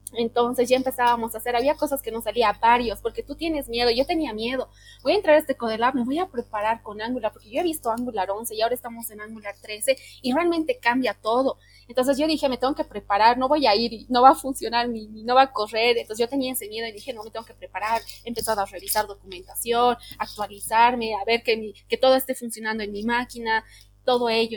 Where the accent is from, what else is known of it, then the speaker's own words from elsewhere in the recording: Bolivia; soy de Bolivia